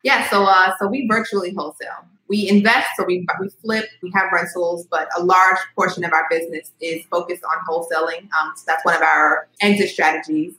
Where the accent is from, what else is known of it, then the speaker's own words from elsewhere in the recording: Montgomery County, Maryland, United States; also born or lived in New York; now in Baltimore, United States; I grew up in Maryland though, so okay. in like Montgomery County, more suburban area